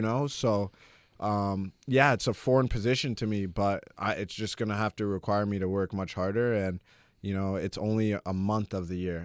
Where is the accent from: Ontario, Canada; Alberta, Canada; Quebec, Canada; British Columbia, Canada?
Ontario, Canada; Toronto; moved away as an adult; also born or lived in Louisville, Kentucky; now in Los Angeles, United States; growing up in Toronto, like, it was a big city